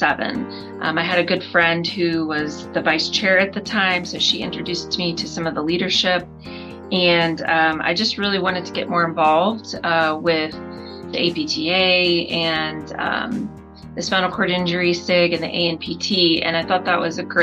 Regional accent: Florida, United States; moved away as an adult; also born or lived in Birmingham, Alabama; now in Denver, United States; I am originally from Florida.

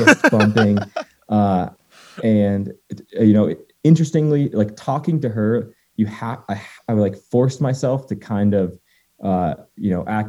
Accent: Waitsfield, Vermont, United States; also born or lived in Cannon Mountain, New Hampshire; my hometown and my home mountain is Sugarbush and Waitsfield, Vermont

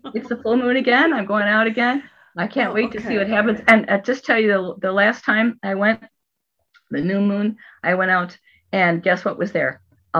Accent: Ireland; And you know, I'm Irish.

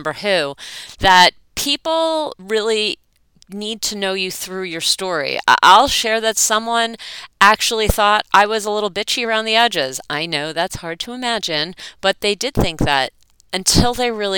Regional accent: East Brunswick, New Jersey, United States; growing up in East Brunswick, New Jersey, with parents who were raised in New York City

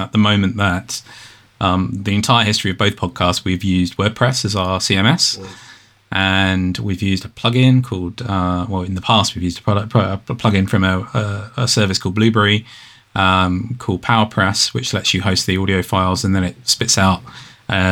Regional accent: United Kingdom; being British

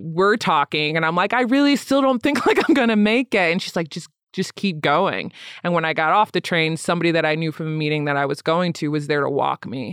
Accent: Lansing, Michigan, United States; also born or lived in Grand Rapids, Michigan; now in Denver, United States; I grew up in Lansing, Michigan. I was born in Grand Rapids

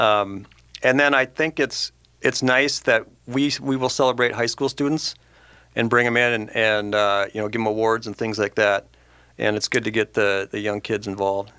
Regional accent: Mounds View, Minnesota, United States; now in Forest Lake, United States; I grew up in Moundsview

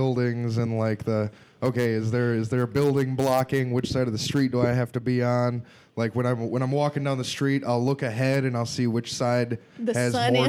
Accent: Wisconsin, United States; No. I'm from Wisconsin.

